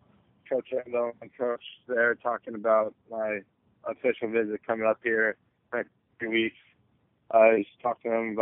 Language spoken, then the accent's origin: English; Oregon, United States; born there; So my family's been, like I said, I was born in Oregon.